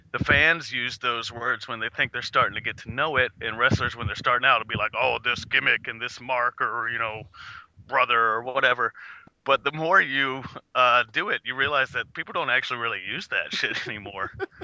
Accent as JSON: {"language": "English", "region": "Virginia", "country": "United States", "also_born_or_lived": "Kentucky", "moved": "as an adult", "lives_now": "Florida, United States", "said": "I wrestled for like 4 years on the East Coast. I'm originally from Virginia"}